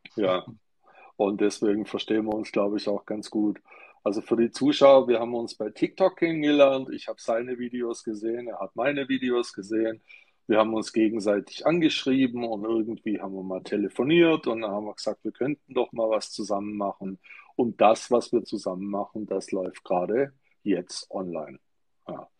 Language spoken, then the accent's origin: German; Stuttgart, Baden-Württemberg, Germany; ich bin in Stuttgart geboren